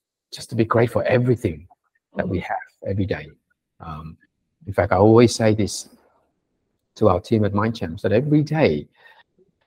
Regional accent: Sydney, New South Wales, Australia; English is a second language; when I went to on my first day at school in Sydney, in Australia, at Kapamata West Primary School, I remember I didn't speak a word of English, literally, not even hello

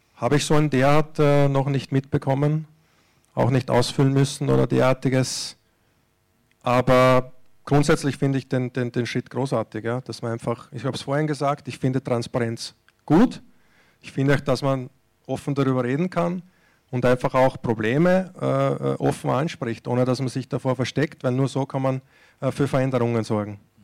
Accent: Austria; moved away as an adult; Ich bin jetzt äh, auch aus Österreich ja, 2006, 2006 weggegangen

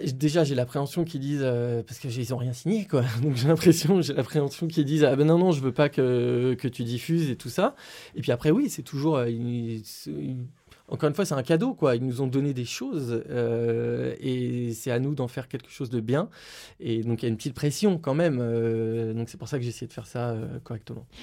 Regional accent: Lyon, Auvergne-Rhône-Alpes, France; je suis originaire de Lyon

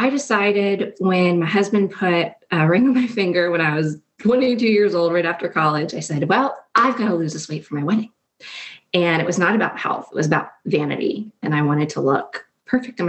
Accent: New Jersey, United States; moved away as an adult; also born or lived in Washington, D.C.; My husband and I grew up in New Jersey and we were high school sweethearts.

